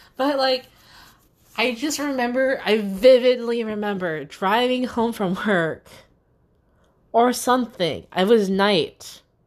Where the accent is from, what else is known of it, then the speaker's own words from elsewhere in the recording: Newport News / Hampton, Virginia, United States; I'm still here in Newport News and or Hampton